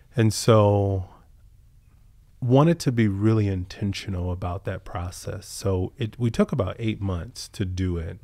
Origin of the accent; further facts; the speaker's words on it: Southern Virginia, United States; growing up in Southern Virginia